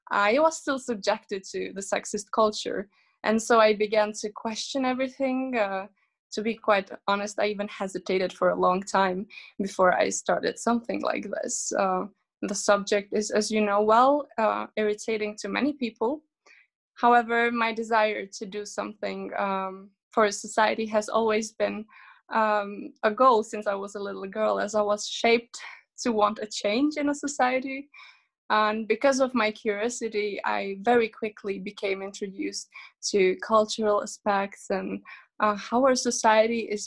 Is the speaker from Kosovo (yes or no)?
yes; Kosovo; because I was born in a country that is not of my origin because originally I'm an Albanian from Kosovo